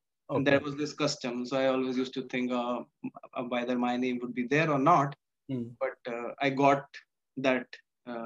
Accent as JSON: {"language": "English", "town": "Gwalior", "region": "Madhya Pradesh", "country": "India", "tie": "born or raised there", "also_born_or_lived": "Morena, Madhya Pradesh", "said": "I was brought up in Gwalior completely."}